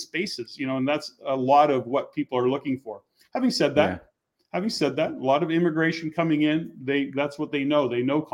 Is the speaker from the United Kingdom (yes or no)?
no; Edmonton, Alberta, Canada; I've born and raised in Edmonton, so I know Alberta exceptionally well